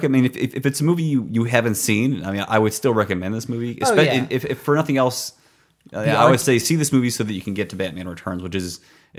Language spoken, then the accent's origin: English; Pittsburgh, Pennsylvania, United States; I'm from Pittsburgh.